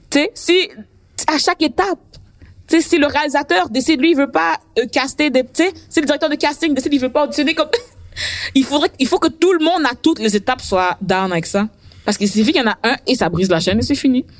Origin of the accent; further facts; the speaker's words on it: Quebec, Canada; je suis québécoise, mais moi, mes parents sont haïtiens